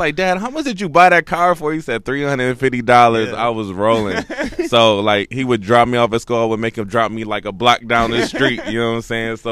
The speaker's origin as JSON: {"language": "English", "town": "Flint", "region": "Michigan", "country": "United States", "tie": "born or raised there", "also_born_or_lived": "Atlanta", "moved": "as an adult", "lives_now": "New York, United States", "said": "that's what the dope shit was about Michigan, you know what I'm saying? We had people that love the East Coast"}